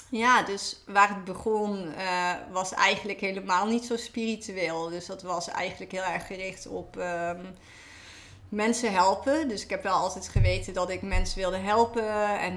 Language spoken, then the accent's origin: Dutch; Limburg, Netherlands; moved away as an adult; also born or lived in Utrecht; now in Amsterdam, Netherlands; Ehm, oorspronkelijk kom ik uit Limburg, eh, dus heel